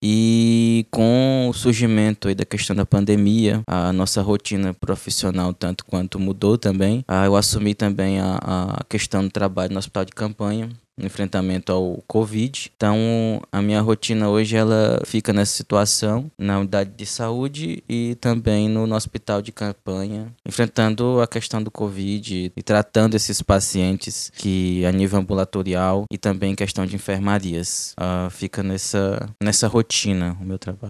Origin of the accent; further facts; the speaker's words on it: Cruzeiro do Sul, Acre, Brazil; moved away as an adult; also born or lived in Goiânia / Porto Velho; now in Humaitá, Brazil; eu sou natural de, da segundo, do segundo município mais populoso do estado do Acre, município de Cruzeiro do Sul